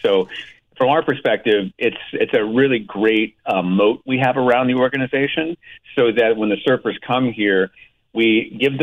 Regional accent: Oklahoma, United States; born and raised in Oklahoma

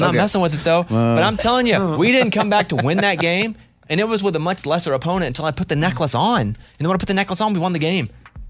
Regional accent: Mountain Pine, Arkansas, United States; Listen, I grew up in Mountain Pine, Arkansas. We had pines. We had big pines.

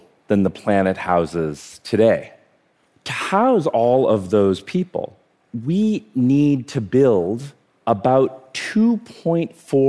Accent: India; born there; So I was born in India. I have actually 50 first cousins.

